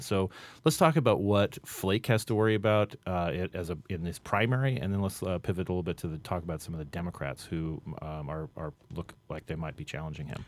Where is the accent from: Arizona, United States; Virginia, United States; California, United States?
Arizona, United States; Phoenix; in Phoenix, my hometown, uh, of, of Phoenix